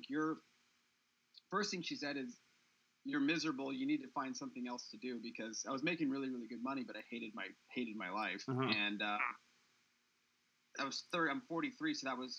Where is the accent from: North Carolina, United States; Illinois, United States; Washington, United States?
Washington, United States; Seattle; moved away as an adult; also born or lived in California; I grew up in Seattle.